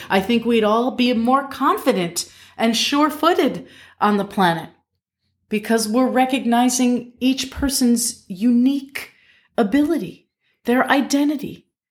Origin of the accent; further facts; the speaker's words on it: Albany, New York, United States; I grew up in Albany, New York